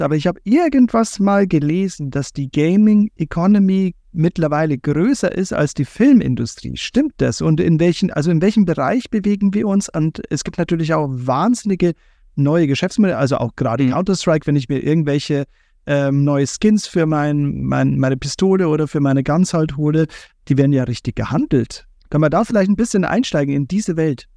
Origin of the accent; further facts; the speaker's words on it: Bavaria, Germany; wir kommen ja beide aus Bayern.